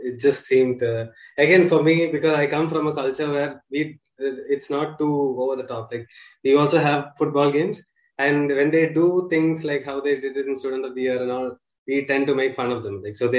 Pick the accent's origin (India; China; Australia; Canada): India; Kerala; first language Malayalam; English is a second language; And I'm from Kerala, from the southernmost state. So for me, the Bodyguard movie, it first came, it was a Malayalam movie. That's my mother tongue.